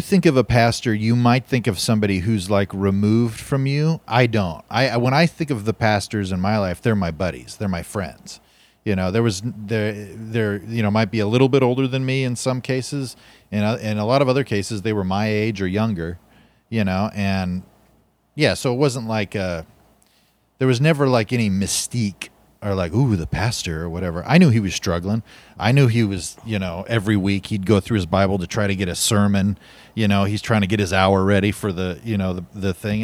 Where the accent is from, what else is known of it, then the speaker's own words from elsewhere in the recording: Fresno, California, United States; I was born in America, in Fresno with, with Christian parents in nineteen eighty-one